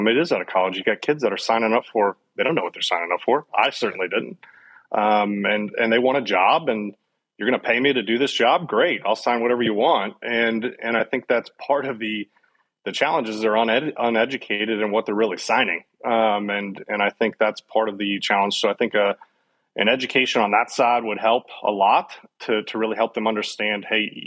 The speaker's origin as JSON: {"language": "English", "town": "Cincinnati", "region": "Ohio", "country": "United States", "tie": "born or raised there", "moved": "as an adult", "lives_now": "Dallas, United States", "said": "I grew up and born and raised in Cincinnati"}